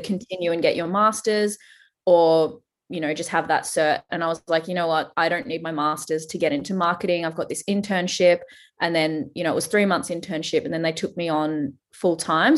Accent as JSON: {"language": "English", "country": "Australia", "accent": "Australian", "said": "I am Australian, if you can't tell from the accent"}